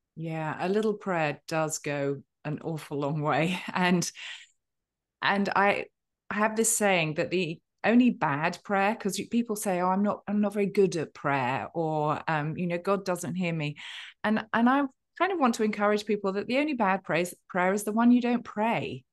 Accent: United Kingdom; I'm a Brit with a stiff and perfectly waxed upper lip

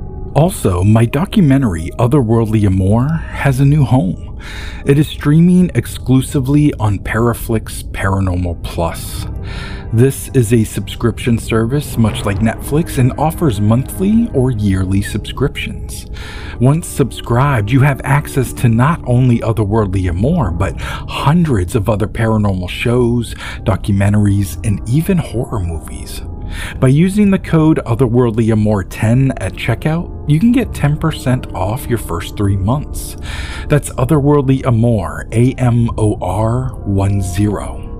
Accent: California, United States; I grew up in Northern California and have seen coyotes, bears, deer, fox, and mountain lions.

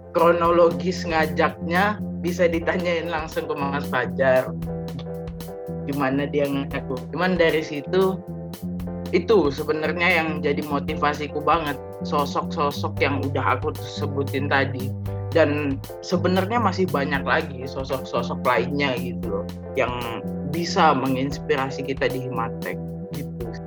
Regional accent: Bontang, East Kalimantan, Indonesia; moved away as an adult; now in Surabaya, Indonesia; Aku kelahiran Bontang, Kalimantan Timur

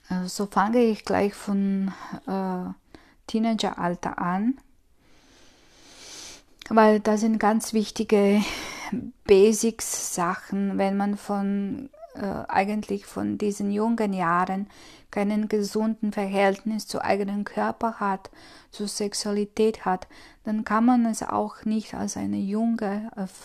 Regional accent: Croatia; ich komme aus Kroatien und das, das, ich glaube, dass keine andere Freundin von mir das erlebt hat, was ich es erlebt habe.

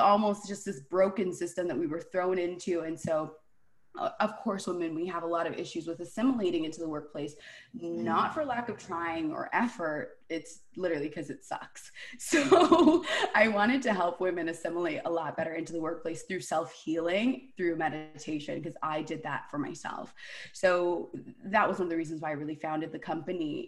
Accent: Toronto, Ontario, Canada; born and raised in Toronto

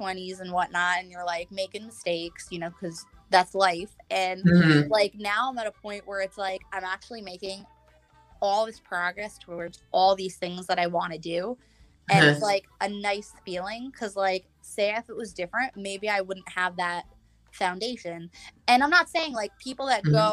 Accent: New York, United States; I'm from New York

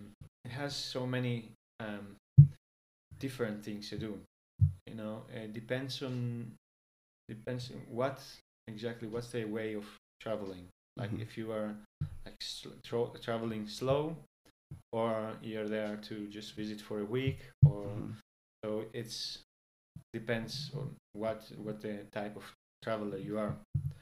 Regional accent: Crete, Greece; moved away as an adult; also born or lived in Athens, Greece; I'm from Greece. I was born in Athens, but we moved to Crete, where I grew up. Crete is an island, the southern part of Greece.

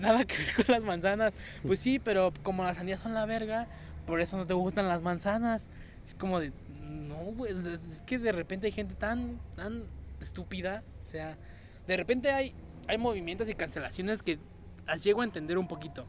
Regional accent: Mexico; Como mexicanos

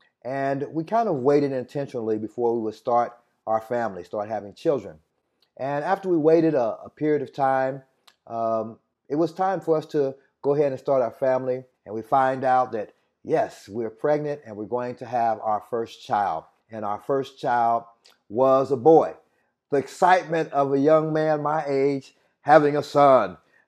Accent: Indianapolis, Indiana, United States; I hail from Indianapolis, Indiana, but to be quite honest, if I tell you my whole testimony, I'm from a lot of different places.

